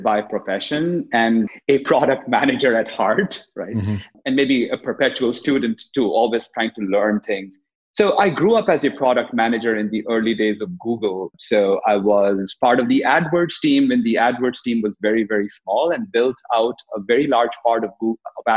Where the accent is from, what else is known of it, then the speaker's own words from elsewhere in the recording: India; moved away as an adult; now in United States; growing up in India, I ended up playing in what became India's largest selling rock band